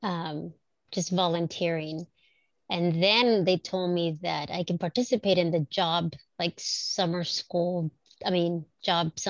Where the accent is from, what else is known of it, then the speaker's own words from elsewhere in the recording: Watsonville, California, United States; also born or lived in Mexico; I grew up in Watsonville